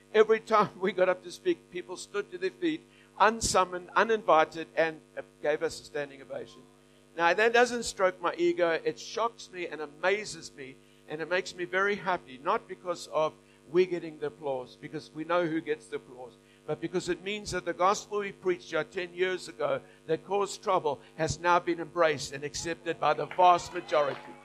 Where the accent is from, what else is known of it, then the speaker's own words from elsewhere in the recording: Australia; we're Aussie